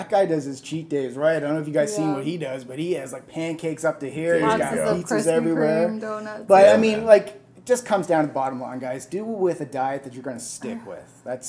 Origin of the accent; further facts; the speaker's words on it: India; I'm Indian, and my question to you guys is